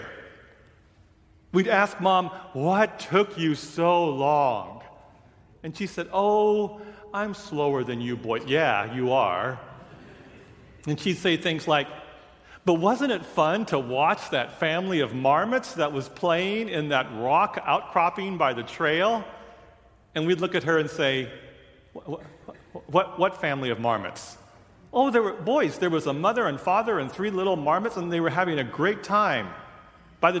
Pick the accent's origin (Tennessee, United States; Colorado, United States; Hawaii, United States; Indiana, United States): Hawaii, United States; Honolulu; moved away; also born or lived in Seattle; I was born and raised in Honolulu and then moved